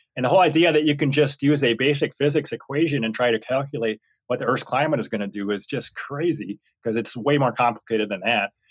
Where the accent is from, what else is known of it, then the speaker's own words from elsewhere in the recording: Minnesota, United States; old home hometown in Minnesota